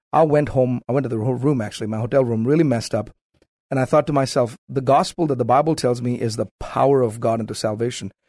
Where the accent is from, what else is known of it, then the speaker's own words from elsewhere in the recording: South India, India; moved away as an adult; now in United States; born and raised in South India